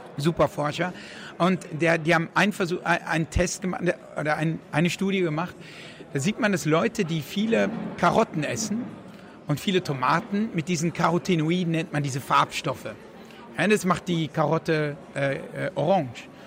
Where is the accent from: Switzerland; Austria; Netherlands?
Netherlands; moved away; ich bin in Holland aufgewachsen